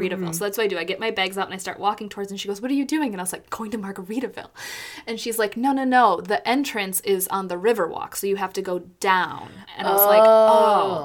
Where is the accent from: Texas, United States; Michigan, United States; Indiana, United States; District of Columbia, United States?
Texas, United States; San Antonio; other people and myself are from San Antonio